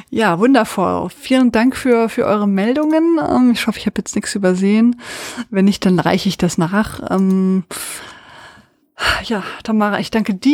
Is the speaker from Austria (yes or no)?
yes; Austria; ja, als, ich, als Österreicher.